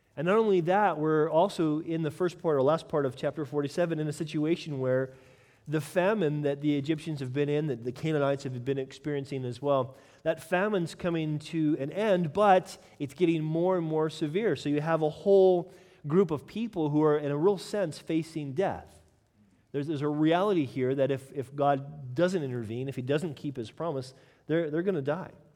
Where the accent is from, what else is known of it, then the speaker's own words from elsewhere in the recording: United States; I'm American